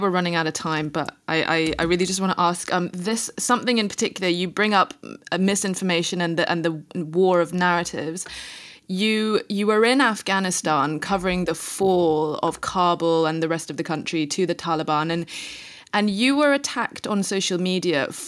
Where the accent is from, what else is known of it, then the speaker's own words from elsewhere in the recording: Indonesia; moved away; also born or lived in Singapore; I mean, I grew up in a different country. I grew up in Indonesia, and I wasn't even even able to hang on, hang on to that language. My Indonesian is terrible.